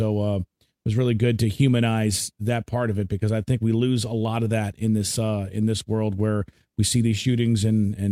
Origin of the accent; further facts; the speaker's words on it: United States; I'm from Maryland. I'm from Washington, D.C.